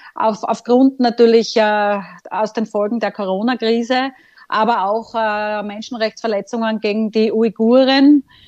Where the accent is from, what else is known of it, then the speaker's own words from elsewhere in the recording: Austria; bei uns in Österreich